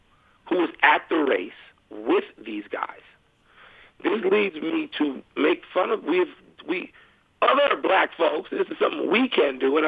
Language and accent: English; Chicago, Illinois, United States; growing up in Chicago, Illinois